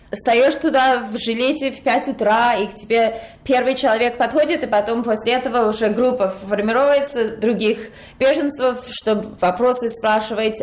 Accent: United States; я родилась в Америке, но родители из России

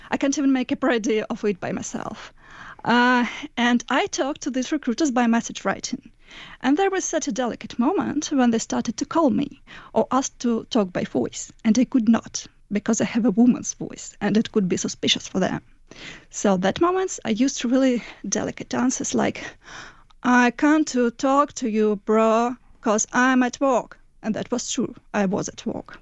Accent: Moscow, Russia; moved away as an adult; now in Ukraine; I was born and raised in Moscow and moved to Ukraine about four years ago

